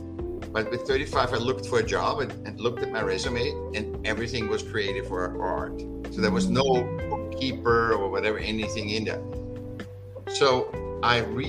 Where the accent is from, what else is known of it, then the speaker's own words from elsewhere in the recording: Vienna, Austria; I was born in Vienna, in Austria